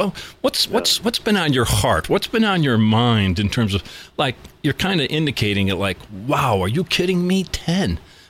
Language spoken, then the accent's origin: English; Scranton, Pennsylvania, United States; we are sitting in my hometown of Scranton, Pennsylvania.